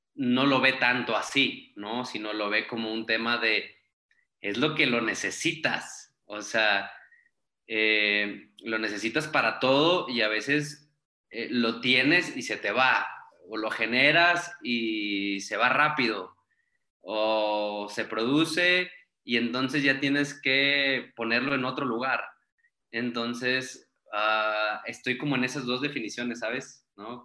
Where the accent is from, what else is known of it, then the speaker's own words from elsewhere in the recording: Saltillo, Coahuila, Mexico; moved away as an adult; now in Mexico City, Mexico; soy de Saltillo, Coahuila, eh, tengo ya viviendo en la Ciudad de México cinco años